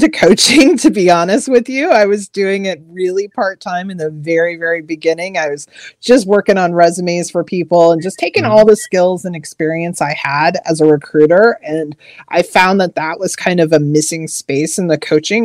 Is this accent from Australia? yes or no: no; Missouri, United States; moved away as an adult; now in Maryland, United States; I'm actually originally from Missouri, but I've lived out here on the East Coast of Maryland for over 20 years now